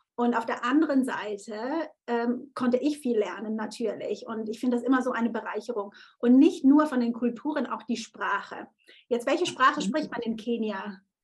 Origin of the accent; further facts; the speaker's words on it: Konstanz, Baden-Württemberg, Germany; Konstanz ist ja wirklich da, wo ich aufgewachsen bin